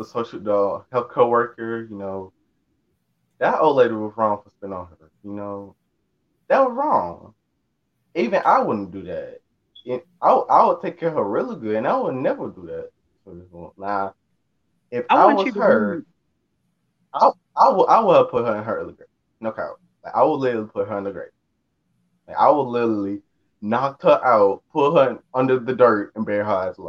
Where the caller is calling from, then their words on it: Alabama, United States; I'm coming from the south, over like Alabama.